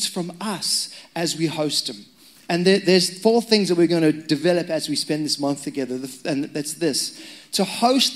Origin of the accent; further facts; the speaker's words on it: Zimbabwe; moved away; I'm Zimbabwean. That's why my accent's strange.